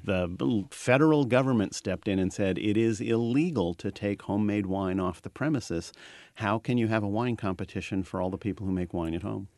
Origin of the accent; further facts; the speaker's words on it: California, United States; growing up in California